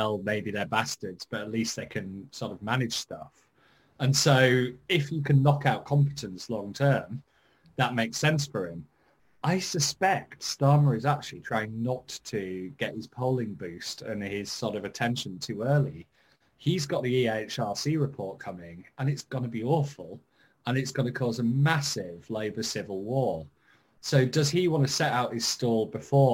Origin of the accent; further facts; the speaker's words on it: Yorkshire and the Humber, United Kingdom; I'm a Yorkshireman